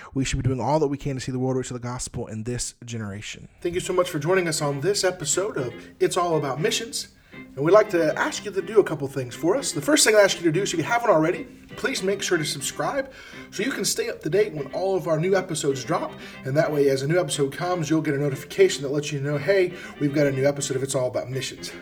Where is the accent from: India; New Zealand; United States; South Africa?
United States; we as Americans